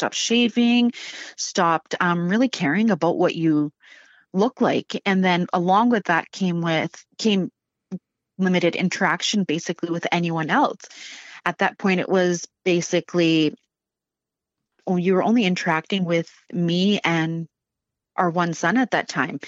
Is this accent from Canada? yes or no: yes; Prince George, British Columbia, Canada; moved away as an adult; also born or lived in Vancouver; growing up in Prince George